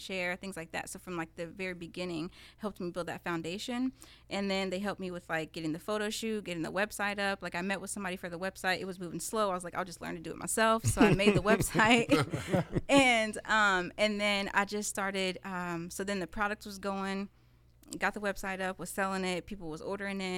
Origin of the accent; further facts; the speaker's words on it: Indianapolis, Indiana, United States; I was born and raised in Southside Indy